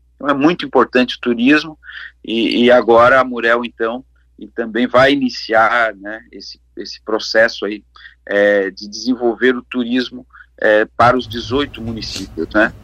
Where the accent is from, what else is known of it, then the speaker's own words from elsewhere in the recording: Lauro Müller, Santa Catarina, Brazil; now in Laguna, Brazil; na minha terra que a gente carrega no coração, né, minha amada Lauro Miller